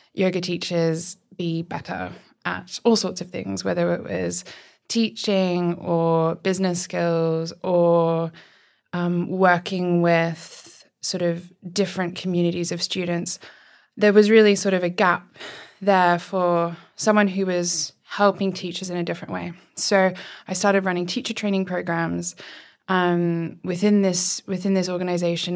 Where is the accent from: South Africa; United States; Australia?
Australia; moved away as an adult; now in Oxford, United Kingdom; I am originally from Australia and I moved to Oxford nearly six years ago now.